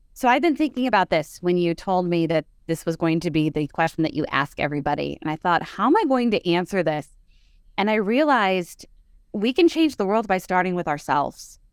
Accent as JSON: {"language": "English", "town": "Dunmore", "region": "Pennsylvania", "country": "United States", "tie": "born or raised there", "said": "Dunmore is my hometown"}